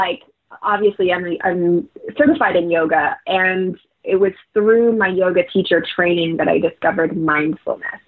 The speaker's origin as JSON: {"language": "English", "region": "Florida", "country": "United States", "tie": "born or raised there", "said": "my hometown"}